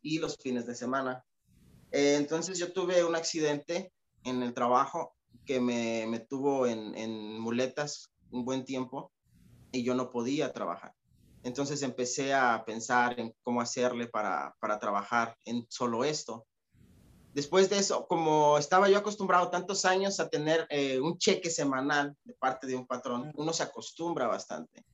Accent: Atlixco, Puebla, Mexico; moved away as an adult; also born or lived in New Jersey; now in United States; yo vengo de un lugar que se llama Atlixco, Atlixco, Puebla

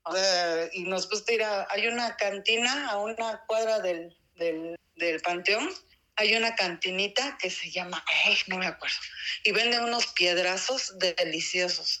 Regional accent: Oaxaca, Mexico; soy de Oaxaca, Oaxaca. Aquí nací, tengo 48 años

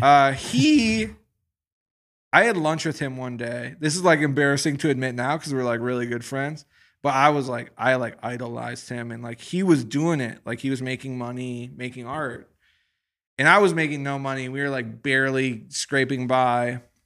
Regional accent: Midwest, United States; moved away as an adult; I'm from the Midwest.

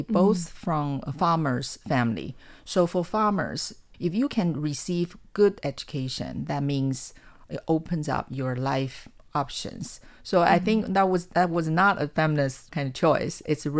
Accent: Changhua County, Taiwan; I came from Zhanghua County. So at that time, which was a farming county.

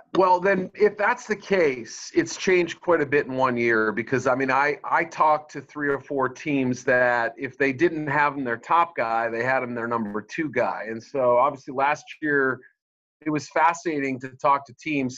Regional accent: Boston, Massachusetts, United States; moved away as an adult; also born or lived in Missouri / Chicago; I grew up in the Boston area

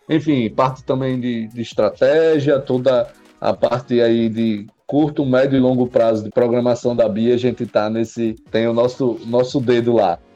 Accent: Mossoró, Rio Grande do Norte, Brazil; Nasci em Mossoró, Rio Grande do Norte, né? Lá a segunda cidade do estado. Como diz o, o Matuto, nasci e me criei na, em Mossoró

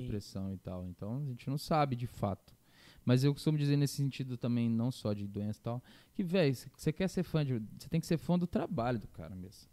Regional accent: Campo Grande, Mato Grosso do Sul, Brazil; eu sou de Campo Grande

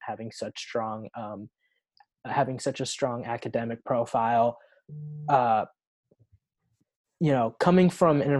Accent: Oregon, United States; I'm from Oregon.

